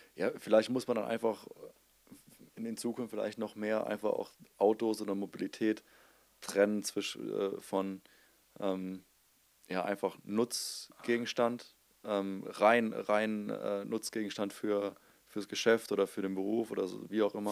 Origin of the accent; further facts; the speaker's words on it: Germany; an unserer Nationalität. Also als Deutscher